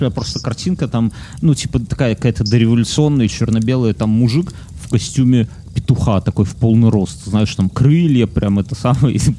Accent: Belarus; Что мы же из Республики это... Беларусь, значит, мы республиканцы

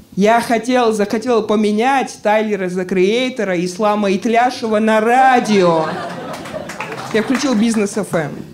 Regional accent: Georgia; now in Moscow, Russia; Мне 28, Боже, я грузин

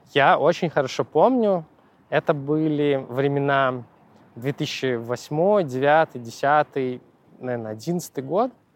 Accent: Belarus; moved away; я из Беларуси

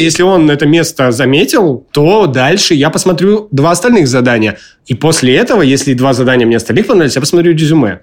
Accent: Murmansk, Murmansk Oblast, Russia; как я из Мурманска

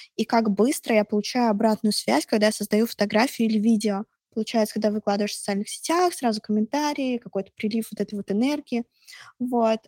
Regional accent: Russia; я из России

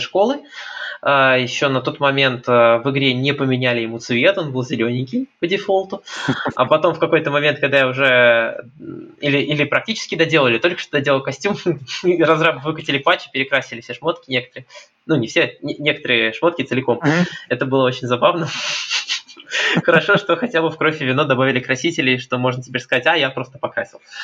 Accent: Saint Petersburg, Russia; я из Питера

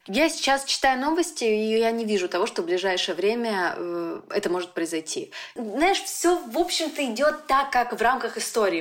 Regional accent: Nizhny Tagil, Sverdlovsk Oblast, Russia; moved away; also born or lived in Yekaterinburg / Moscow; я из Тагила уехала в Екатеринбург

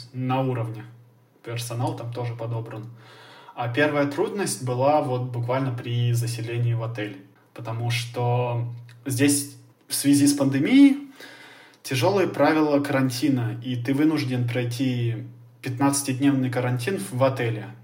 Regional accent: Russia; ты им говоришь, что ты из России

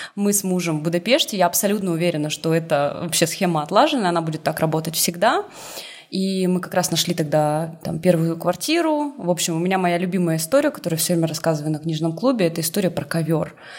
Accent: Irkutsk, Irkutsk Oblast, Russia; moved away as an adult; also born or lived in Saint Petersburg / Tbilisi; now in Budapest, Hungary; Я в девятнадцать лет уехала из Иркутска, из своего родного в Питер

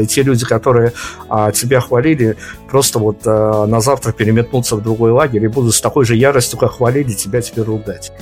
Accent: Belarus; у меня, как у журналиста белорусского

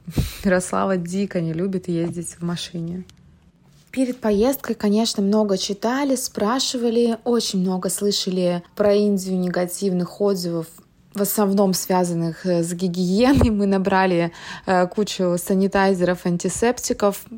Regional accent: Moscow, Russia; Мы из Москвы

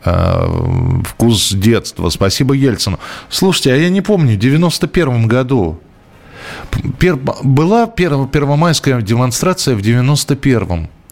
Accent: Moscow, Russia; я, например, вырос в Тимирязевском районе

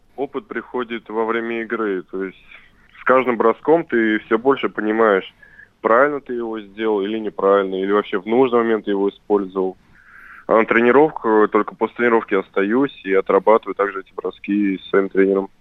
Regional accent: Saratov, Saratov Oblast, Russia; это команда моего города. Я коренной саратовец

